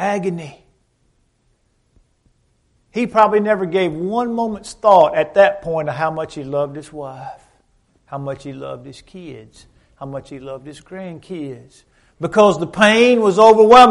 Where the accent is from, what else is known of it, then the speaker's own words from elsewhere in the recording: Dexter, United States; moved away; my hometown in Dexter